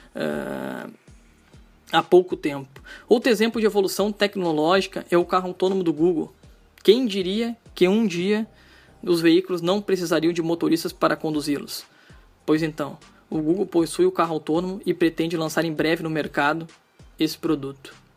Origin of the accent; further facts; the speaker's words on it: Gravataí, Rio Grande do Sul, Brazil; eu sou de Gravataí, uma cidade que fica localizada aqui na região metropolitana do Rio Grande do Sul